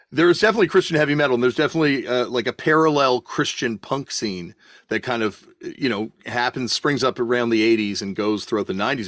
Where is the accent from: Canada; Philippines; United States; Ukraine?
Canada; Growing up in Canada, we got a lot of British TV